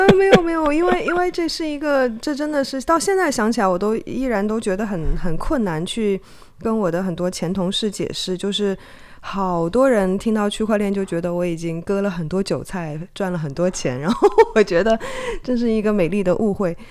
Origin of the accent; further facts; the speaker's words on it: China; moved away as an adult; also born or lived in Hong Kong; now in Taiwan; 因为我是从中国大陆出生长大，然后到香港念大学跟做记者嘛